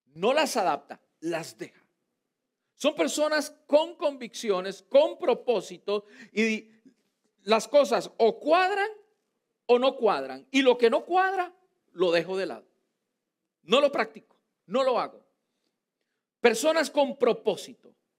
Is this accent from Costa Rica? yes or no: yes; Costa Rica; now in United States; en mi país, en Costa Rica